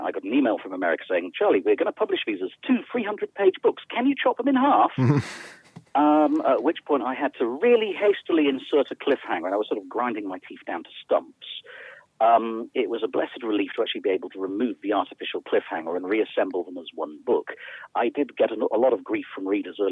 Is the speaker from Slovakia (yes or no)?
no; United Kingdom; I'm a British author